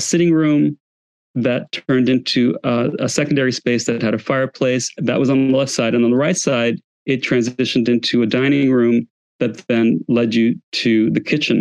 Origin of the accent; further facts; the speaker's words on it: New York City, New York, United States; moved away as an adult; also born or lived in San Francisco / Kansas City; I grew up in New York and lived in San Francisco.